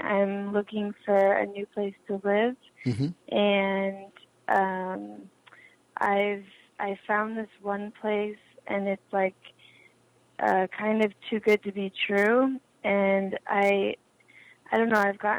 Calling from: Santa Monica, California, United States; I'm calling from Santa Monica.

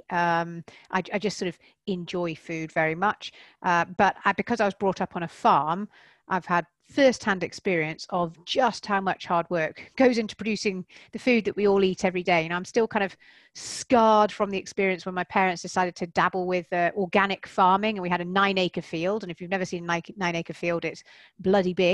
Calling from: South West England, United Kingdom; I am. Yep, I'm in Wiltshire, um, so just about an hour, hour and a bit outside of London

